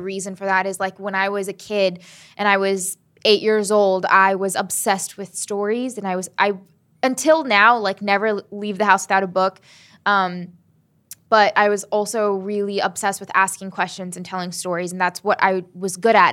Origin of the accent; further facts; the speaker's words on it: Southern Maryland, United States; also born or lived in Huntington, West Virginia / Selma, Alabama / Birmingham, Alabama; we moved to Salem, Alabama and Birmingham, Alabama and then Southern Maryland. And that's where I grew up